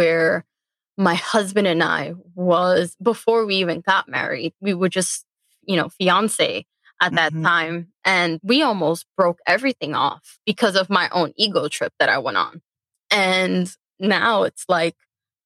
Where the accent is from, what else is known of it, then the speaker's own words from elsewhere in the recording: New York City, New York, United States; I was born and raised in the Bronx